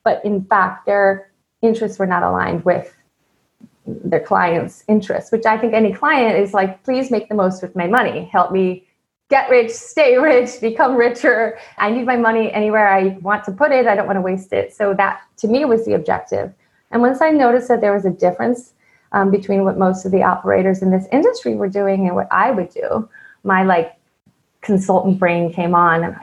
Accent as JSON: {"language": "English", "region": "East Coast", "country": "United States", "tie": "born or raised there", "moved": "as an adult", "said": "I grew up on the East Coast"}